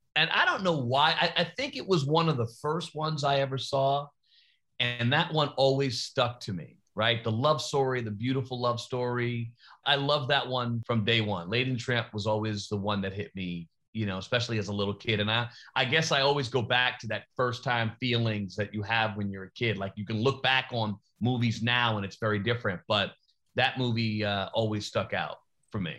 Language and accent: English; New York, United States; I'm from New York